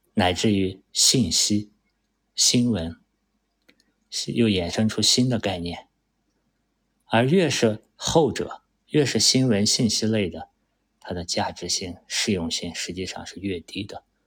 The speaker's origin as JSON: {"language": "Chinese", "country": "China", "said": "作为一个中国人"}